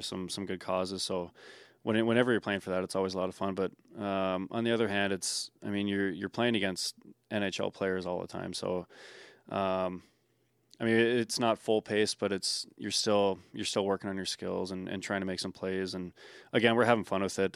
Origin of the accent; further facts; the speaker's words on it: Hermantown, Minnesota, United States; moved away as an adult; also born or lived in Omaha, Nebraska / Waterloo, Iowa; now in Winnipeg, Canada; moved up to Hermantown, Minnesota, where I ended up growing up and playing hockey.